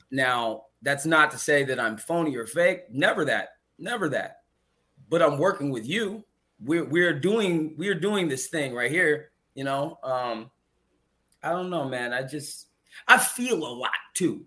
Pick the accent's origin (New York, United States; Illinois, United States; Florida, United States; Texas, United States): Illinois, United States; Chicago; my hometown